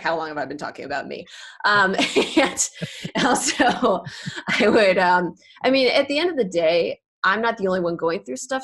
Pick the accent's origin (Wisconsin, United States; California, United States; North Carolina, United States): California, United States; Bay Area; also born or lived in Los Angeles; I grew up in the Bay Area, but I was in LA for about 6 years